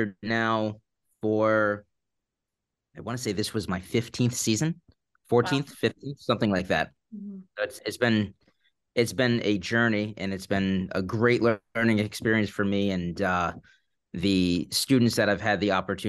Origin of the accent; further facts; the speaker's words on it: Guilderland, New York, United States; I grew up in the Capital District, grew up in Gilderland